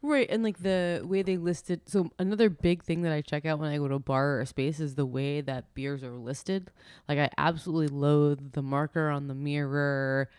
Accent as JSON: {"language": "English", "region": "New York", "country": "United States", "said": "we're from New York"}